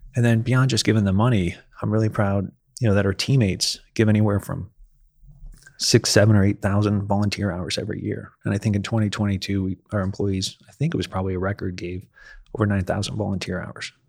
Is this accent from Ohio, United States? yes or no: yes; Ohio, United States; moved away as an adult; also born or lived in Akron, Ohio; now in Nashville, United States; I was born and raised in Ohio